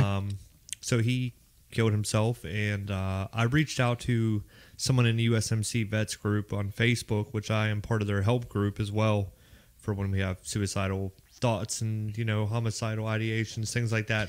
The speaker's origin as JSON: {"language": "English", "town": "Pittsburgh", "region": "Pennsylvania", "country": "United States", "tie": "born or raised there", "accent": "Pittsburgh", "moved": "as an adult", "lives_now": "Raleigh, United States", "said": "I'm from Pittsburgh, Pennsylvania. That's where I came out of MEPS at. Uh, I graduated from high school in Pittsburgh, Pennsylvania"}